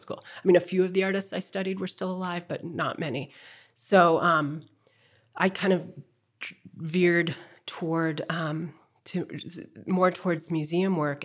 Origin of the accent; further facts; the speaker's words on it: Midwest, United States; also born or lived in Chicago; I grew up in the Midwest